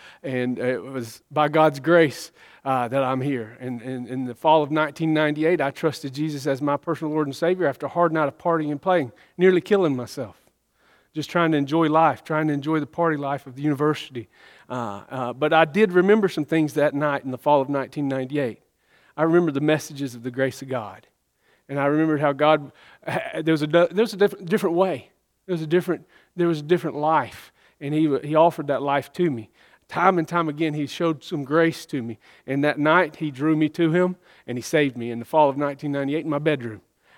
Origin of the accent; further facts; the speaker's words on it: the South, United States; growing up in the South, man, there is a lot of religion.